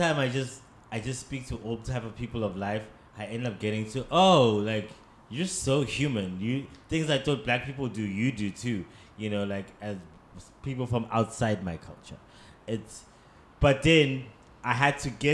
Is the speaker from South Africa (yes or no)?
yes; South Africa; conditioned as a South African black male